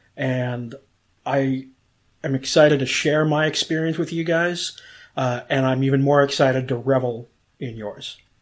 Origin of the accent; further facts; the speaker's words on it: Cleveland, Ohio, United States; moved away as an adult; now in Orlando, United States; growing up in Cleveland, living on both the east, south, and west sides of town